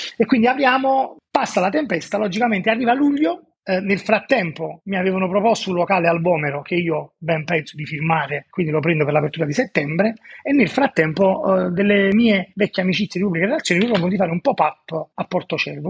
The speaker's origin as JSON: {"language": "Italian", "town": "Naples", "region": "Campania", "country": "Italy", "said": "Sono napoletano, vivo a Napoli"}